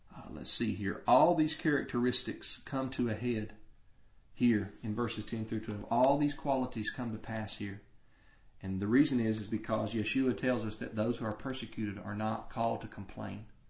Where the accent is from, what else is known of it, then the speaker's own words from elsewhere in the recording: United States; American Christians